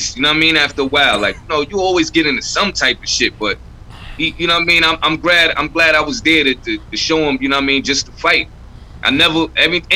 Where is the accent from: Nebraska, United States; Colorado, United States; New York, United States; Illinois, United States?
New York, United States; New York City; I grew up in Crown Heights